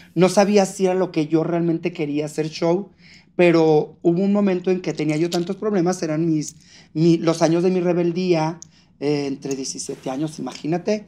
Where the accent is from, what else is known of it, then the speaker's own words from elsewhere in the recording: Fresnillo, Zacatecas, Mexico; moved away; cuando regresé a Fresnillo, Zacatecas, de donde yo soy